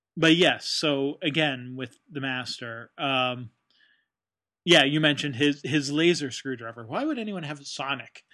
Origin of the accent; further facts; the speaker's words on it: United States; as an American